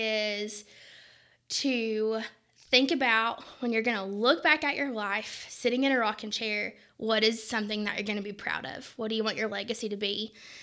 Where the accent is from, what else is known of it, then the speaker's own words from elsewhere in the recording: Kingsport, Tennessee, United States; Kingsport, Tennessee.